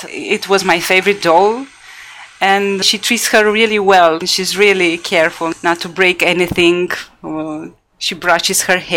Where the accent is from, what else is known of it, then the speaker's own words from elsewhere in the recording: Bucharest, Romania; born there; I was born in Bucharest. Yeah.